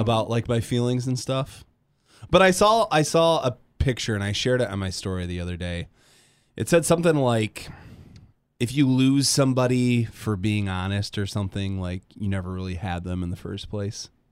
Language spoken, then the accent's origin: English; Grand Rapids, Michigan, United States; moved away as an adult; now in Kalamazoo, United States; I'm from Grand Rapids